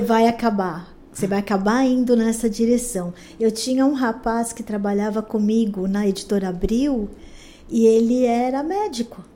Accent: São Paulo, Brazil; eu nasci em São Paulo, eu sou bem paulistana mesmo. Nasci na Vila Mariana. Ah, depois eu cresci ali perto

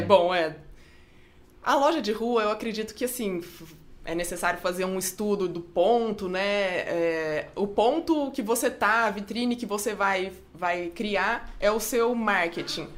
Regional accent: Franca, São Paulo, Brazil; eu sou de Franca, né, no interior de São Paulo

